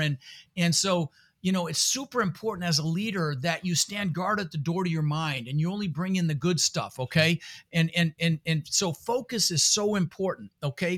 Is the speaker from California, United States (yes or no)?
no; Denver, Colorado, United States; English is a second language; also born or lived in Netherlands; I was born in the Netherlands, you know, think wooden shoes and windmills. Uh, immigrated when I was six years old with my brother Albert and my mother Zvonta. Uh, we ended up in Denver, Colorado